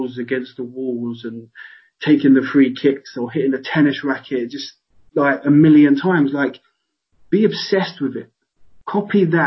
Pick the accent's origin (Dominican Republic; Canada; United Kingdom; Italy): United Kingdom; London; moved away as an adult; also born or lived in Walsall; I come from London, I all my friends are down there